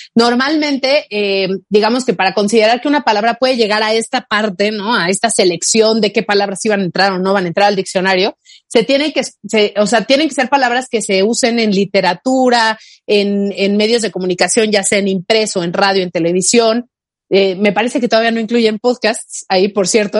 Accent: Mexico; first language Spanish; somos de México

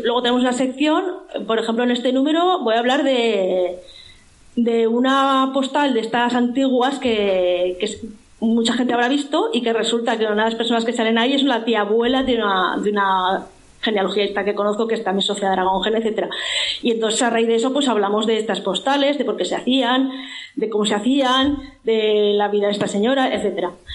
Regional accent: Zaragoza, Aragon, Spain; yo soy de Zaragoza

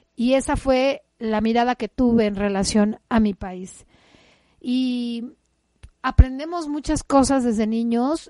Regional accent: Mexico; Mi madre tierra me acoge y me recibe cuando he nacido y me da una identidad. Soy mexicana. Nací en un país que lo tiene todo

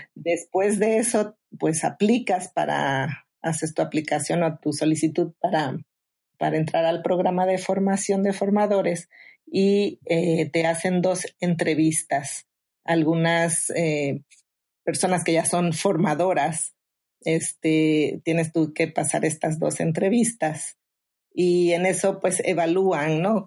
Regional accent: Mexico; now in Phoenix, United States; soy originaria de México

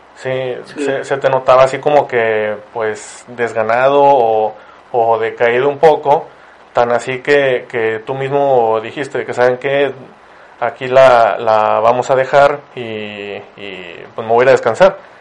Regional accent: Ciudad Victoria, Tamaulipas, Mexico; now in Monterrey, Mexico; yo vivo en Monterrey, pero soy de Ciudad Victoria, en Tamaulipas. Y cuando, cuando cursé allá lo que fue la secundaria y la prepa

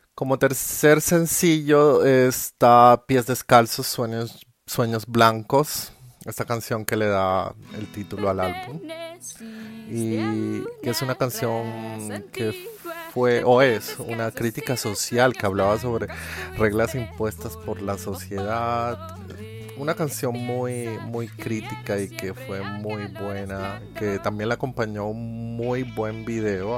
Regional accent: Colombia; yo soy colombiano

